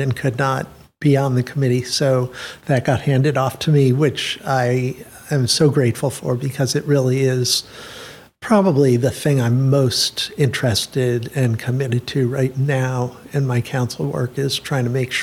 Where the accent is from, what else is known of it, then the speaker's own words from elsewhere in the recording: Rochester, New York, United States; also born or lived in Washington, D.C. / London; now in Princeton, United States; I grew up all through my school years, my primary and secondary school years in Rochester